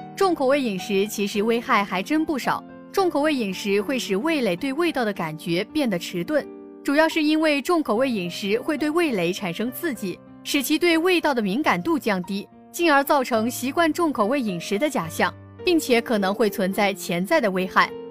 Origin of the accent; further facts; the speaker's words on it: southern China, China; 我们作为一个南方人